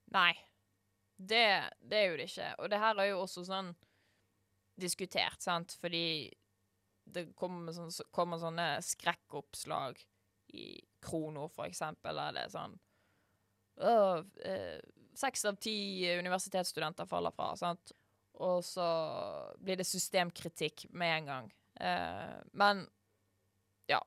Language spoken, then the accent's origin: Norwegian; Norway; vi som nordmenn